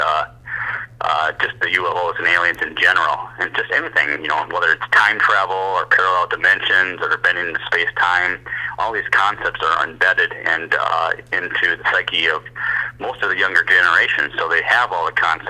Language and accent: English; Sioux Falls, South Dakota, United States; I am actually from Sioux Falls, South Dakota, you know, flyover country, so not a whole lot of people out here